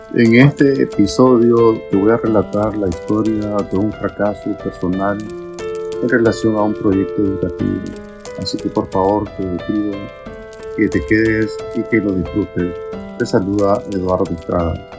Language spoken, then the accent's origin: Spanish; Nicaragua; yo soy de Nicaragua